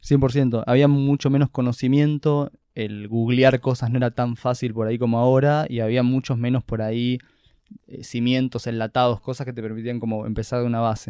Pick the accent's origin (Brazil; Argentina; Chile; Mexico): Argentina; Buenos Aires; yo acá de Buenos Aires, literalmente. Capital Federal. Capital Federal, creo que el primer barrio donde viví de chico era Villa Crespo.